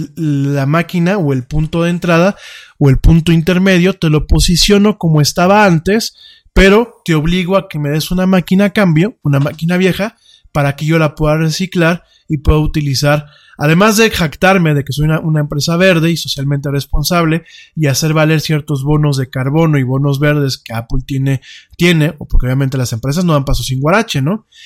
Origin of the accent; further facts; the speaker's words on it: Mexico; como mexicano